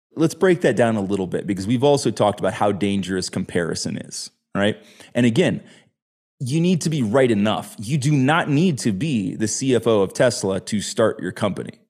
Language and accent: English; United States; As an American growing up playing soccer